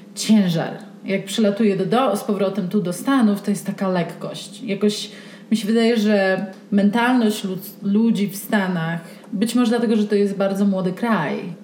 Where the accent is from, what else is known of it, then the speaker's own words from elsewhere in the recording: Pisz, Warmian-Masurian Voivodeship, Poland; now in Santa Fe, United States; Ja jestem z Pisza, małe miasteczko na Mazurach. Dorastałam głównie w naturze, na biwakach. Wychowałam się w lesie.